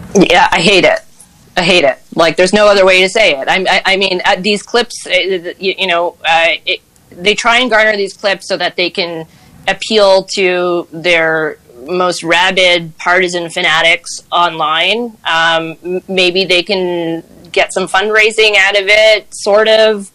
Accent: Granby, Quebec, Canada; also born or lived in Montreal; I grew up in Granby and went to University of Montreal for law school

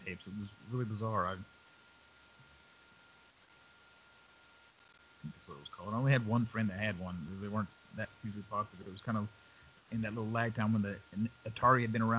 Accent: West Texas, United States; I grew up in West Texas. I've seen my share of sand

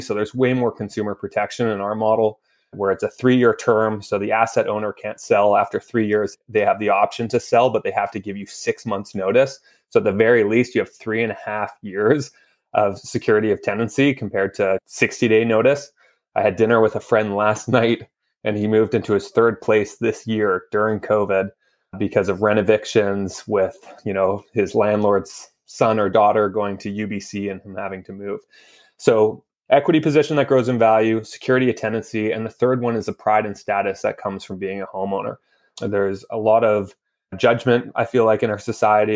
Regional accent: Vancouver, British Columbia, Canada; moved away as an adult; now in Toronto, Canada; I grew up in Vancouver my entire life.

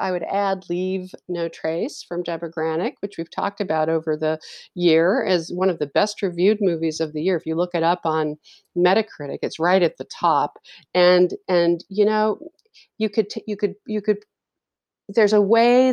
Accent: New York, United States; moved away; I grew up in New York

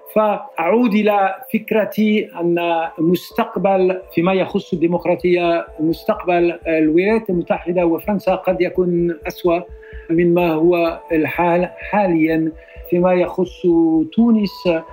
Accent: France; Arabic is a second language; أنا فرنسي

